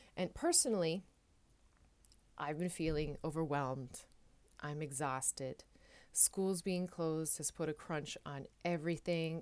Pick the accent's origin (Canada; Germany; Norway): Canada; Newfoundland and Labrador; now in Netherlands; I am a Newfoundlander and Canadian coming to you from a city just south of Amsterdam, uh, in the Netherlands